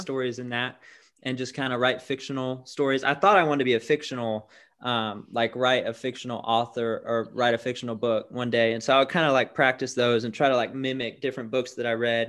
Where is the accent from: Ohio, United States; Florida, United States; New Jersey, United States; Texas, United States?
Florida, United States; Tampa; moved away as an adult; now in Birmingham, United States; I'm originally from Tampa, Florida.